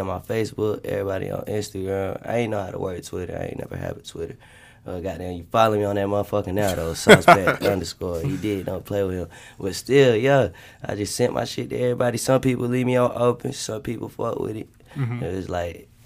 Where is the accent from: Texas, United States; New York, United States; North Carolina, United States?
North Carolina, United States; Winston-Salem; I'm from Winston-Salem, North Carolina.